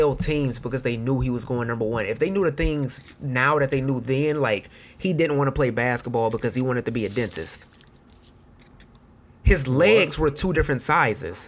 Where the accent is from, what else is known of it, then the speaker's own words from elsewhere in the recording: Detroit, Michigan, United States; we're from Detroit